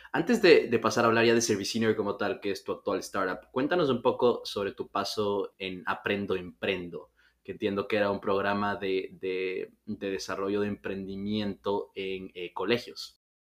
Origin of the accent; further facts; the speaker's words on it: Ecuador; ecuatorianos, que es de, donde soy yo, de Ecuador